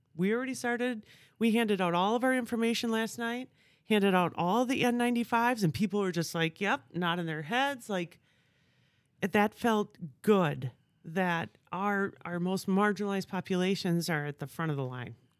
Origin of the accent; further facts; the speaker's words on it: Stevens Point, Wisconsin, United States; also born or lived in Southern California; now in Appleton, United States; I'm originally from Stevens Point, so grew up in Wisconsin my whole life